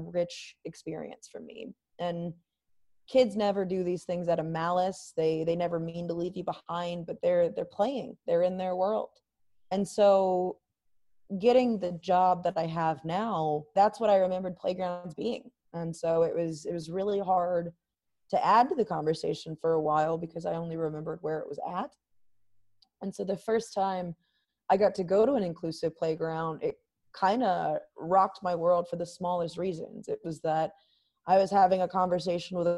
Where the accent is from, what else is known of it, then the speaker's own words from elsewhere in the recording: Charlotte, North Carolina, United States; my hometown of Charlotte, North Carolina